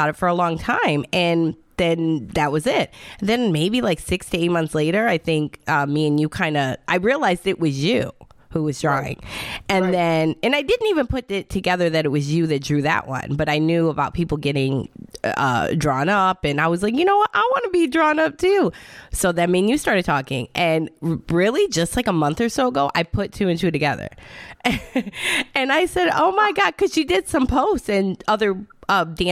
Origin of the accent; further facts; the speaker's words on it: Michigan, United States; now in Florida, United States; I'm in Florida, but I'm from Michigan